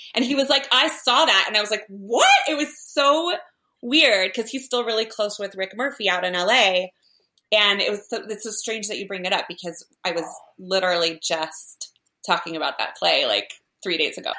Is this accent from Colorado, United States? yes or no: yes; Parker, Colorado, United States; moved away as an adult; also born or lived in Chicago / New York City; I'm from Parker, Colorado. That's where I grew up